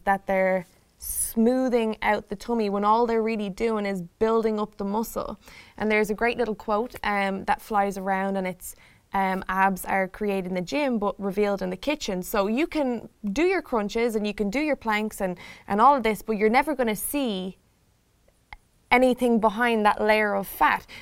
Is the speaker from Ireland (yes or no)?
yes; Ireland; now in Chicago, United States; I am here from Ireland in Chicago